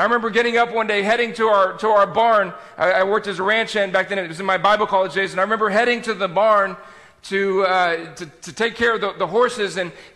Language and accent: English; South Texas, United States; moved away; I grew up in South Texas